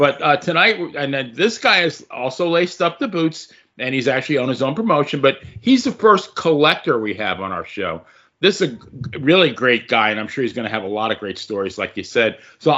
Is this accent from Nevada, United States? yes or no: no; Long Island, New York, United States; I grew up in Long Island